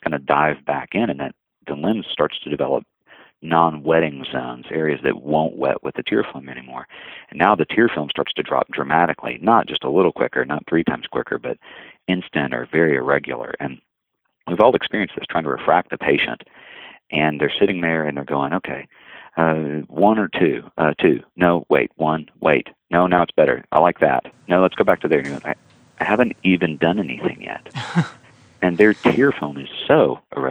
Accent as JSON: {"language": "English", "region": "the South", "country": "United States", "said": "as a Southerner and as someone who competes in barbecue contests"}